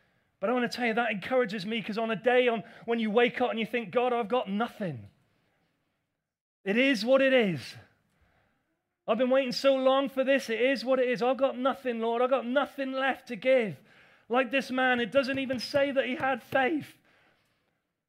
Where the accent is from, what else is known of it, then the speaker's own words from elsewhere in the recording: England, United Kingdom; I know we're English.